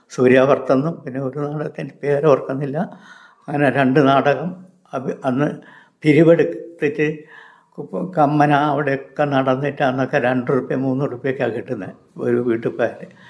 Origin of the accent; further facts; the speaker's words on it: Wayanad, Kerala, India; ഞാൻ ആയിരത്തി തൊള്ളായിരത്തി നാൽപ്പത്തേഴിൽ ജനിച്ചു ഞാൻ വയനാട് സ്വദേശിയാണ് മറ്റുള്ള സ്ഥലങ്ങളിലൊന്നും ഞാൻ പോയിട്ട് ഇല്ല